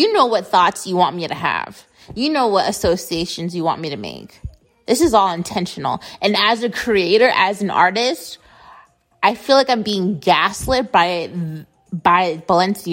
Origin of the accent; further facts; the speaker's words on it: United States; I grew up in America.